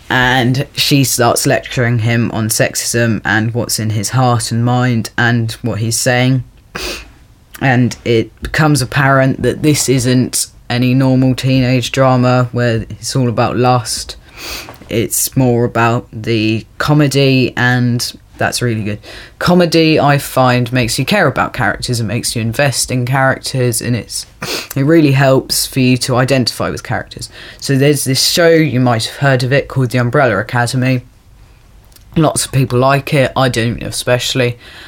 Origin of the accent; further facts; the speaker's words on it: Dublin, Leinster, Ireland; I'm from Ireland. I'm from Dublin.